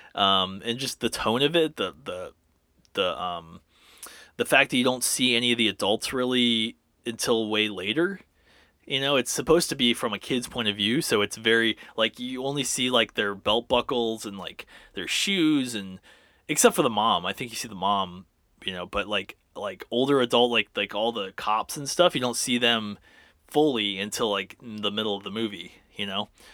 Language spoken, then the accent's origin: English; Orlando, Florida, United States; I grew up in Orlando, so I was constantly going to Universal